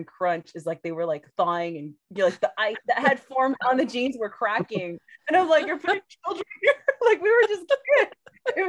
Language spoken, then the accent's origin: English; Texas, United States; growing up in Texas, I've never experienced like a real winter